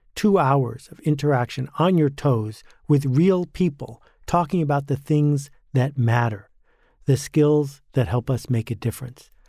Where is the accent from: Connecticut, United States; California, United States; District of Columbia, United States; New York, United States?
New York, United States; Buffalo; I grew up in Buffalo, New York